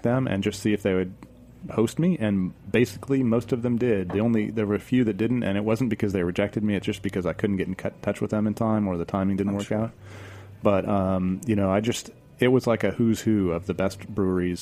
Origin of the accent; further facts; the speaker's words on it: United States; I'm an American